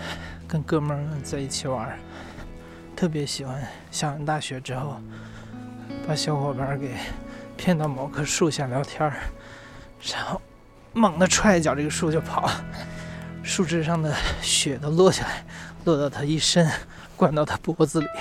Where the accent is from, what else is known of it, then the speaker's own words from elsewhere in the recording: Northeast China, China; 因为东北很多家庭都是后来迁移过去的。我奶奶在家就跟我说方言，山东话，我同学也听不懂。